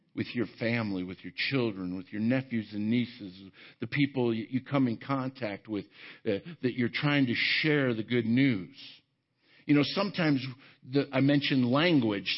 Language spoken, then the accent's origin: English; Arvada, Colorado, United States; I grew up in Arvada, right here in the Denver area